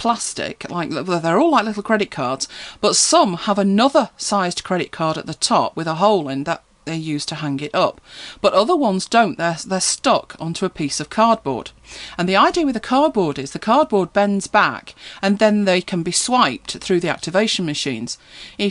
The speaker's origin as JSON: {"language": "English", "country": "United Kingdom", "said": "I know we're British, aren't we? We're terribly British"}